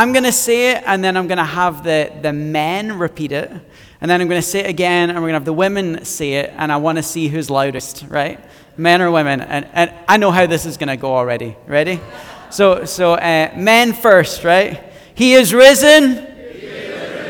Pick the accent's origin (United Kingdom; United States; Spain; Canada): United Kingdom; Scotland; moved away; I'm originally from Scotland, hence why I talk way better than everyone else.